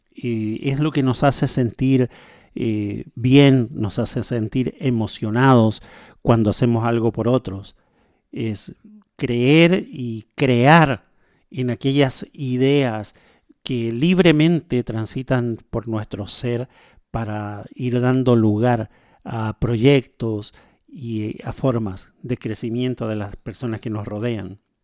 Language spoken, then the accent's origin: Spanish; Chile; now in Paraguay; yo vivo en Paraguay, soy chileno